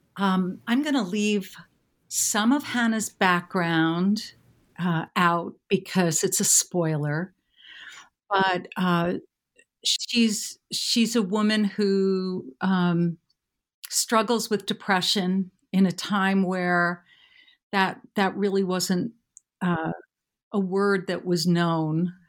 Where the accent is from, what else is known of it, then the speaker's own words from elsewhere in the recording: New York City, New York, United States; I grew up in and around New York City